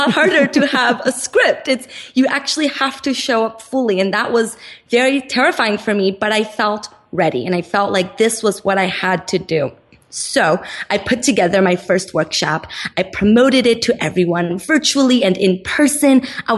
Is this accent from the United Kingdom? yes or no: no; Brazil; now in Los Angeles, United States; I'm originally from Brazil, and my mom had no intention of moving to the United States.